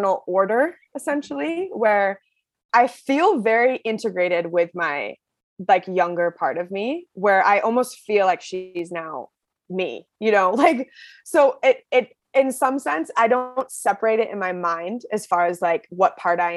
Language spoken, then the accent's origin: English; Seattle, Washington, United States; I grew up in Seattle, Washington, and my parents are both from the East Coast